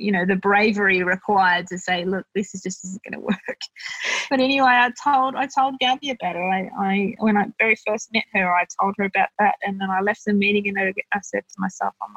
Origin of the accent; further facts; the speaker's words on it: Bankstown, New South Wales, Australia; I'm from Bankstown